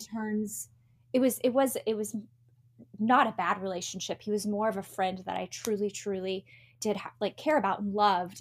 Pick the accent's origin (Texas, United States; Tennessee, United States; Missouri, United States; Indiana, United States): Indiana, United States; Tell City; moved away; also born or lived in Chicago / Los Angeles; I was actually born and raised in Indiana